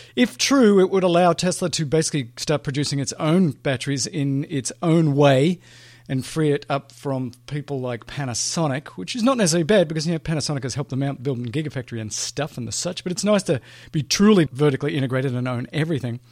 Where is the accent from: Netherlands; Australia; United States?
Australia; moved away; my home country of Australia